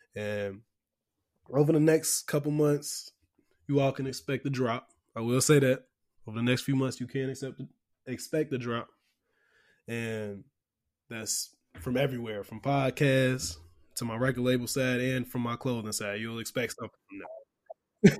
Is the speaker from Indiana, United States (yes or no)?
no; Chicago, Illinois, United States; I'm from Chicago